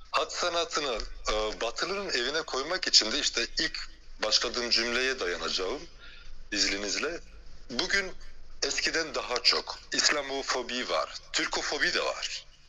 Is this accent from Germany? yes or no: no; Belgium; moved away as an adult; also born or lived in China / France; now in Istanbul, Turkey; Belçika'da doğdum büyüdüm. Göçmen aile çocuğuyum.